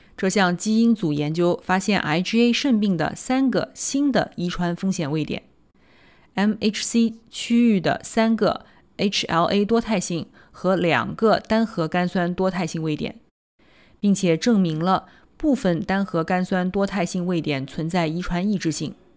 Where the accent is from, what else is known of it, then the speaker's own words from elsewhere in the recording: Nanjing, Jiangsu, China; 我来自南京，读完博士在三甲医院的心脏科干了七年